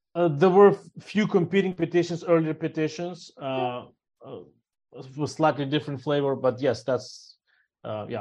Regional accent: Ukraine; now in New Orleans, United States; I'm originally myself from Ukraine, and my parents and friends still live there

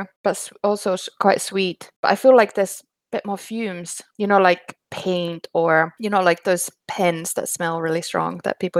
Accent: Finland; moved away; When I grew up in Finland, my friend's dad used to drill holes in birch trees and get the sap.

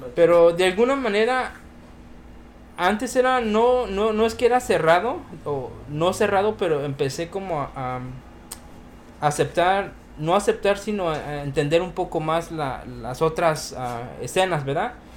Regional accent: Mexico City, Mexico; soy del Def

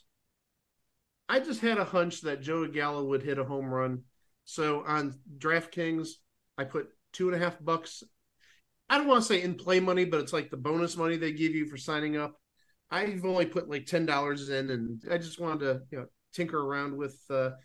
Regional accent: Cleveland, Ohio, United States; born or raised there

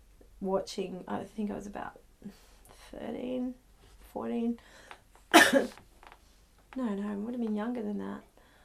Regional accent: Northern Beaches, New South Wales, Australia; So I guess, you know, I grew up in the Northern Beaches and it just, I don't know, there were a lot of artistic people

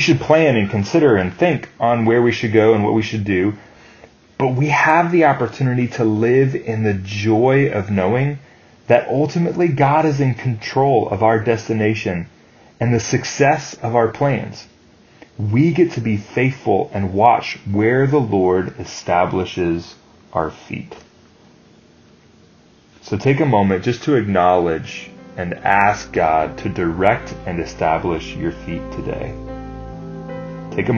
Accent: United States

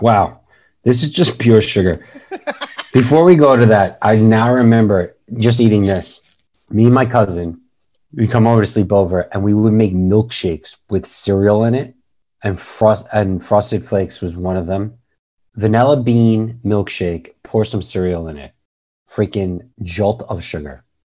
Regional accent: New York, United States; We're from New York

